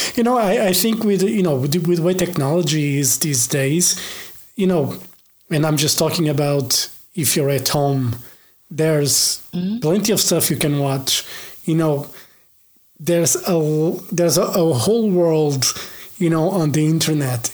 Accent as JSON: {"language": "English", "country": "Portugal", "said": "i'm from Portugal"}